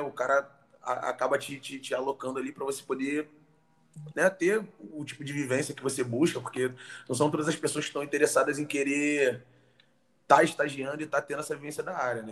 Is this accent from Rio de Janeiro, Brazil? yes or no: yes; Rio de Janeiro, Brazil; nasci carioca